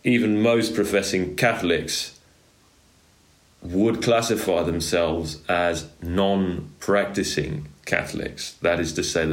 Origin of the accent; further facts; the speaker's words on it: England, United Kingdom; now in France; I'm English